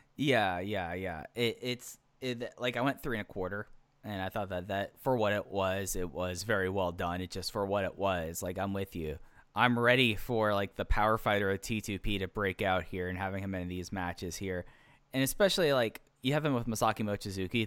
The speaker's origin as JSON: {"language": "English", "town": "Dallas", "region": "Texas", "country": "United States", "tie": "born or raised there", "said": "I grew up in Dallas Fort Worth during the Dirk days"}